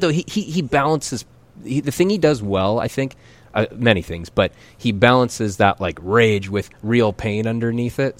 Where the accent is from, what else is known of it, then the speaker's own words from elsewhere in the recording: Calgary, Alberta, Canada; moved away; I grew up in Calgary